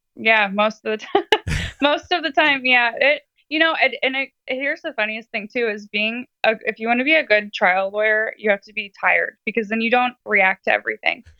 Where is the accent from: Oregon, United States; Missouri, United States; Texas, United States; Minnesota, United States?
Missouri, United States; St. Louis; I am from St. Louis, Missouri